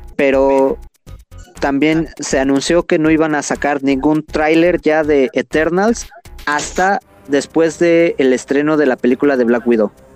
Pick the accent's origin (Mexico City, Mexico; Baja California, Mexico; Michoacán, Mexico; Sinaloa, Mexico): Mexico City, Mexico; somos nativos de la Ciudad de México.